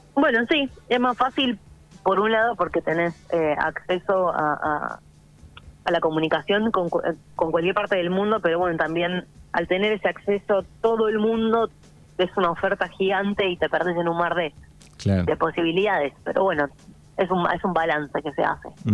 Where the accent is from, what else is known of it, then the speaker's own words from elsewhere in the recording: Buenos Aires, Argentina; also born or lived in Córdoba, Argentina; soy súper mega porteña de, capital, y eh, de corazón cordobés